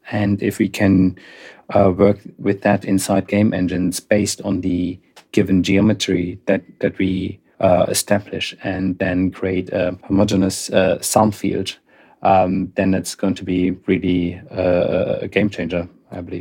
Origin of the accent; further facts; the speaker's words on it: Darmstadt, Hesse, Germany; moved away; I'm, I'm originally from Darmstadt, uh, in Germany